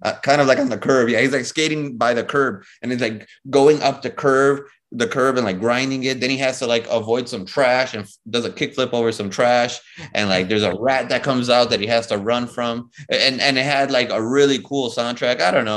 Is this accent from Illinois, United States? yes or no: yes; Chicago, Illinois, United States; moved away as an adult; also born or lived in New York City, United States; now in Miami, United States; I'm from Chicago. I'm born and raised in Chicago